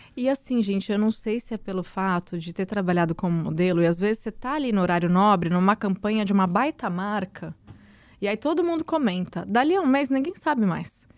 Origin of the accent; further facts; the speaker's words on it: Santos, São Paulo, Brazil; Eu, eu moro em Santos, eu nasci em Santos.